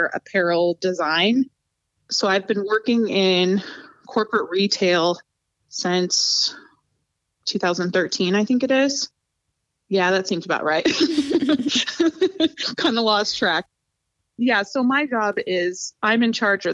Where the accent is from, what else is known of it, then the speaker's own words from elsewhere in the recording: Spangle, Washington, United States; moved away as an adult; also born or lived in Spokane, Washington; now in Ohio, United States; My hometown that I'm actually from is Spangle, which is a really small farming community in eastern Washington.